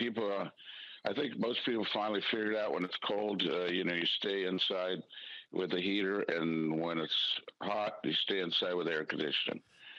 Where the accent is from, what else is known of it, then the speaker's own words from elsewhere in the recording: Southern California, United States; moved away as an adult; I grew up in Southern California watching this, giant Dodger games and seeing people with parkas and the freeze of the death up in supposedly sunny California